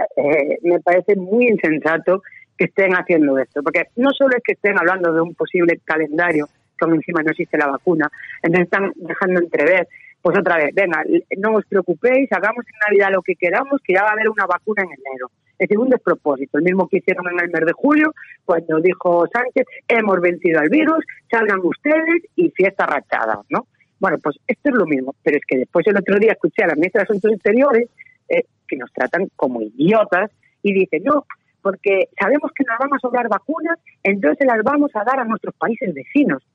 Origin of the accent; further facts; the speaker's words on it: Galicia, Spain; yo soy gallega